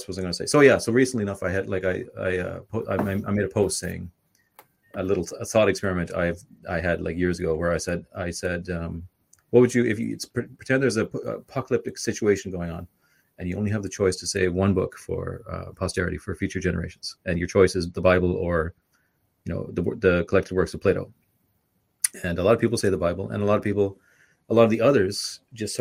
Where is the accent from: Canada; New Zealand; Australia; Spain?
Canada; now in Ireland; I'm from Canada